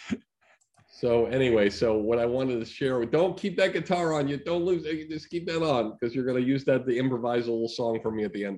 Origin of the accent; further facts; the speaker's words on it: Longmeadow, Massachusetts, United States; I'm from Longmeadow, Massachusetts